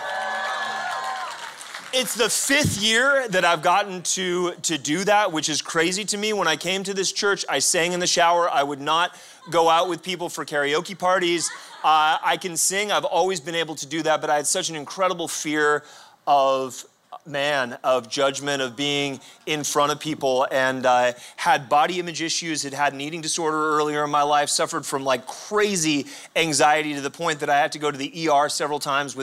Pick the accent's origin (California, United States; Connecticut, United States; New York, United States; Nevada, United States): California, United States; La Jolla; I grew up in La Jolla